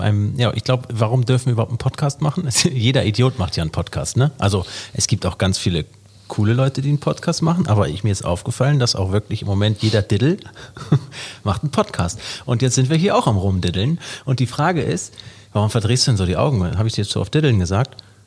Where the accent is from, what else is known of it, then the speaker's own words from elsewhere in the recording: Hamburg, Germany; also born or lived in Norderstedt; 1985 geboren, am 5.2. im wunderschönen Hamburg.